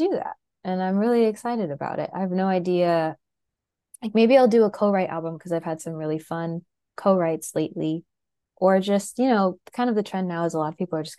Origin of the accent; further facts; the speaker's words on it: Wasilla, Alaska, United States; moved away; also born or lived in Anchorage, Alaska / Boston / southeastern US; from South Central Alaska in Wasilla. I was born in Anchorage